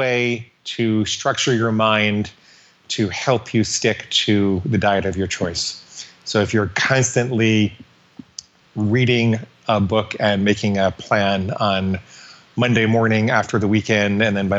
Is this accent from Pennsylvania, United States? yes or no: no; Washington, District of Columbia, United States; born there; I was born in Washington, D.C. My dad was a psychologist.